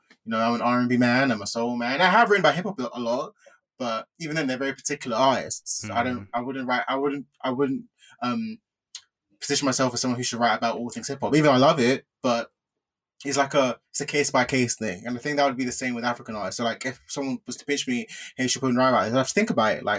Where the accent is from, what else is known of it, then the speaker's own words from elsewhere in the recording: United Kingdom; as the British Nigerian on the show